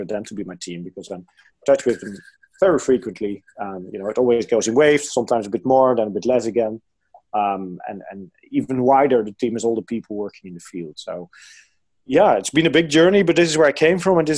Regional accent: near Arnhem, Gelderland, Netherlands; So I'm from the Netherlands. I was born in the Netherlands, close to a city called Arnhem. And this is actually the area where there's still the biggest forest in the Netherlands. And indeed, where I lived, we were like 1 minute away from the forest

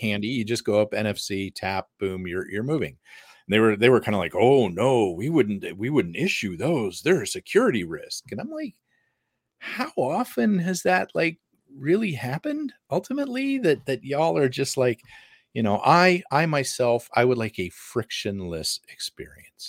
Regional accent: United States; I'm American

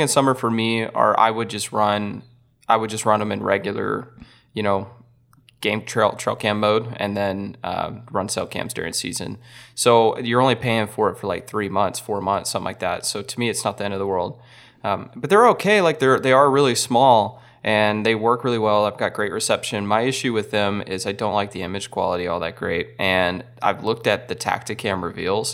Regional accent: Texas, United States; I'm from Texas and we get cold easy

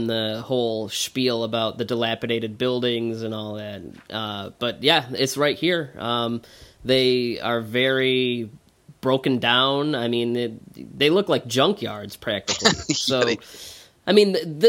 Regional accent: Detroit, Michigan, United States; I'm from Detroit

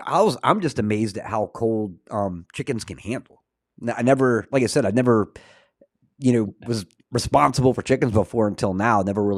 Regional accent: Florida, United States; I grew up in North Florida, Northeast Florida. So just next to Georgia.

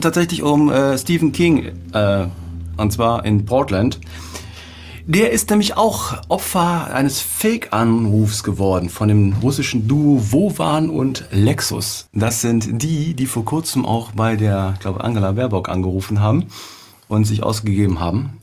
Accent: Cologne, North Rhine-Westphalia, Germany; bei uns in Köln

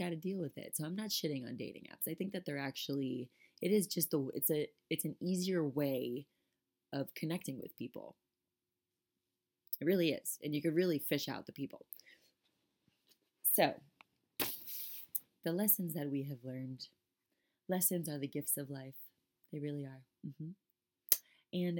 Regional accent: South Florida, United States; moved away; I'm from South Florida.

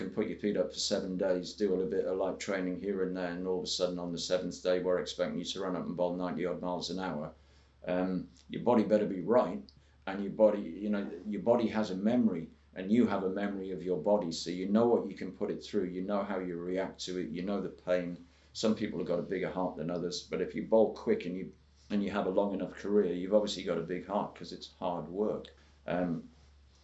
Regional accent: Northumberland, North East England, United Kingdom; I wasn't even from a first-class county. I was from Northumberland.

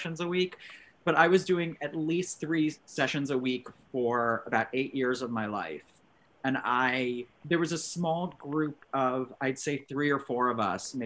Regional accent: New Jersey, United States; I grew up in New Jersey.

